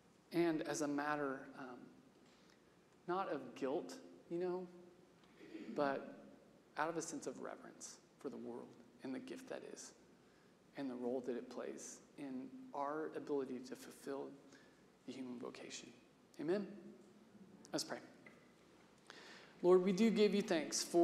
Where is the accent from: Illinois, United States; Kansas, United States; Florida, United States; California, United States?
Kansas, United States; Salina; I grew up in Salina with Wes Jackson in the conservation center he built there